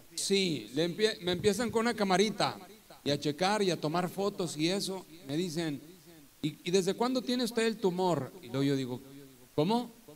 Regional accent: Torreón, Coahuila, Mexico; moved away as an adult; also born or lived in Álamo, Veracruz; now in Poza Rica, Mexico; yo soy de Torreón, Coahuila, del norte de México

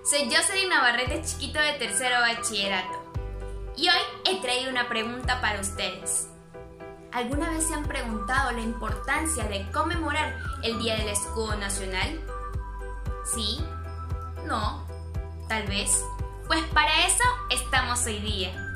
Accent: Ecuador; somos como ecuatorianos y ecuatorianas

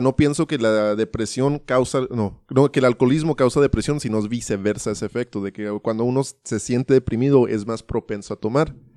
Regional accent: United States; now in Ciudad Juárez, Mexico; yo me crié en Estados Unidos

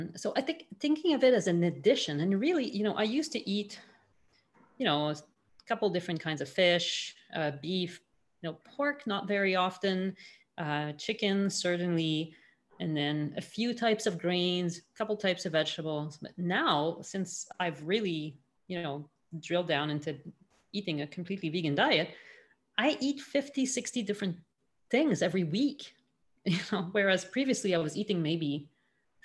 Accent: Montreal, Quebec, Canada; born or raised there

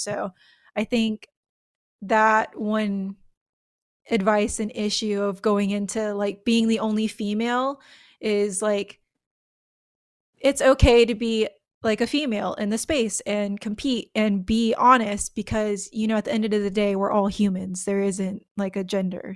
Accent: United States; I'm American

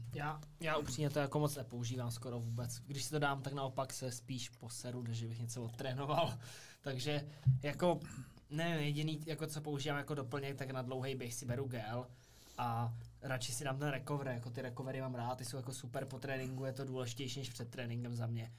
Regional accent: Brdy, Central Bohemian Region, Czechia; u nás v Brdech

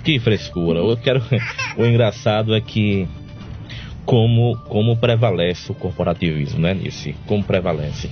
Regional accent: Cajazeiras, Paraíba, Brazil; eu sou de Cajazeiras

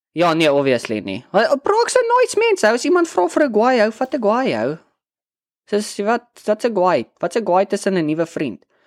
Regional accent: Brandfort, Free State, South Africa; moved away as an adult; also born or lived in Bloemfontein; ek kom van Brandfort

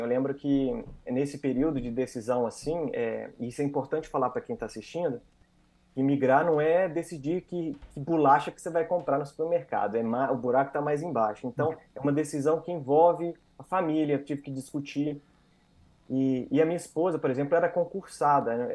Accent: interior of Minas Gerais, Brazil; moved away as an adult; also born or lived in Espírito Santo, Brazil; now in Canada; apesar de ser mineiro, sou do interior de Minas Gerais

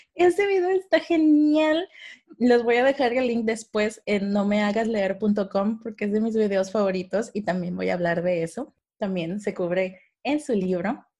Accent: Mexico; así somos los mexicanos

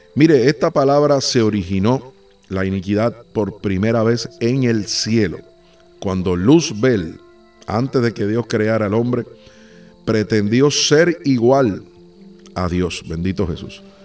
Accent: Puerto Rico; now in Uruguay; Soy de Puerto Rico

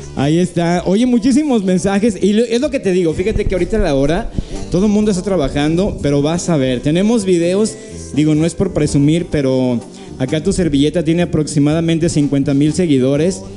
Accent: San Gabriel, Jalisco, Mexico; also born or lived in Guadalajara; soy eh, de, aquí de San Gabriel

